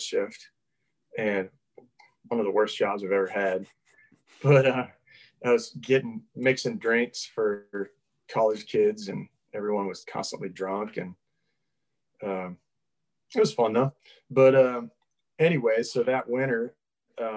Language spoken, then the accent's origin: English; Minnesota, United States; now in Nashville, United States; I grew up in Minnesota